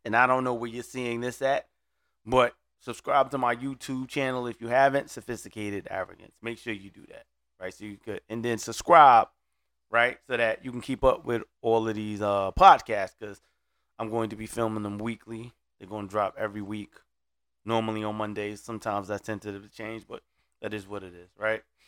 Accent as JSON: {"language": "English", "town": "Brooklyn", "region": "New York", "country": "United States", "moved": "yes", "lives_now": "Orlando, United States", "said": "I'm originally from Brooklyn"}